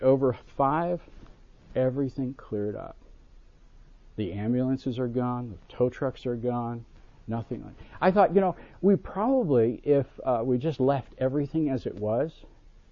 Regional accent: Buffalo, New York, United States; I grew up in Buffalo, New York

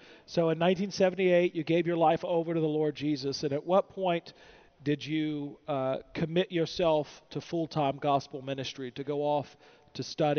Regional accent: Virginia, United States; I'm from Virginia.

